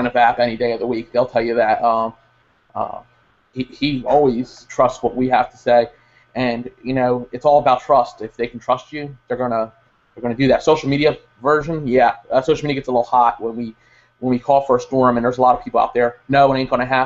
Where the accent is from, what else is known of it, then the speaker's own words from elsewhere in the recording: Tabernacle, New Jersey, United States; now in Vinton, United States; Growing up in Tabernacle and in Burlington County, and before I moved here